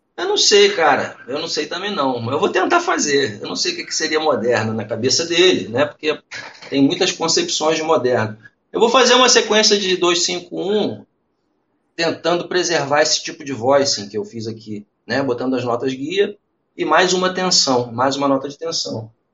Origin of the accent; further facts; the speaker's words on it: Niterói, Rio de Janeiro, Brazil; eu sou de Niterói